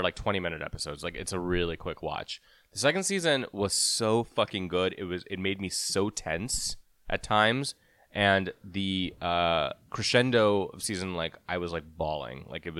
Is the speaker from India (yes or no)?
yes; India; I can say it. I'm Indian.